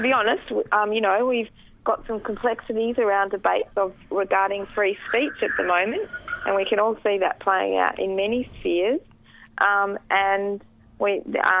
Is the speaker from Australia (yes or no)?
yes; Western Australia, Australia; moved away; in Western Australia, the state that I came from